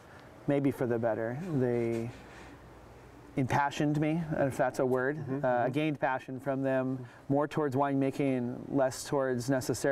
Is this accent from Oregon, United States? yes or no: yes; Oregon, United States; also born or lived in Washington; I knew I wanted to come back to Oregon. I'm from Oregon. My family's from Oregon